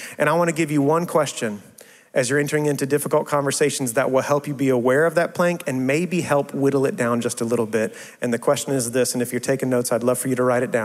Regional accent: West Texas, United States; moved away as an adult; also born or lived in South Carolina / St. Louis; I'm from West Texas

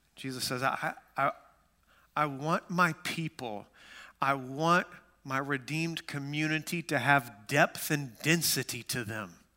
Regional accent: Amarillo, Texas, United States; moved away; I grew up in West Texas, Amarillo, Texas.

